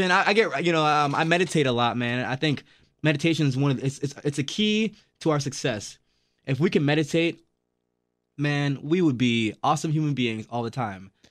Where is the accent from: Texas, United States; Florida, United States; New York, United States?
Florida, United States; also born or lived in Jamaica; now in Milwaukee, United States; I was so I was born in Jamaica, grew up in Florida.